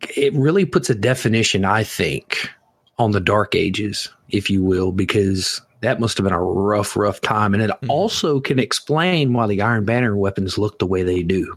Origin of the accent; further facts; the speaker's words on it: the South, United States; I'm from the South. We don't enunciate